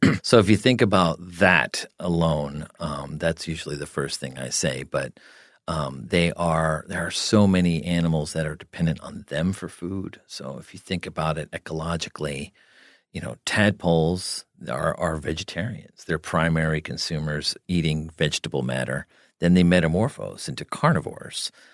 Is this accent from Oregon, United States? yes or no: no; New Jersey, United States; I grew up in New Jersey